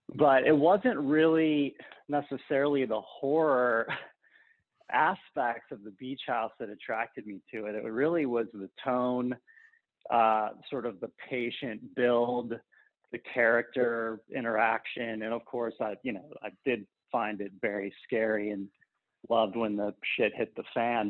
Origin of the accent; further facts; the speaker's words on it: Ohio, United States; I'm from Ohio